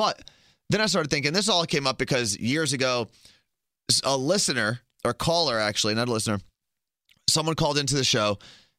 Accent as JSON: {"language": "English", "region": "New Jersey", "country": "United States", "tie": "born there", "said": "Just like I'm a New Jerseyan because I was born in New Jersey."}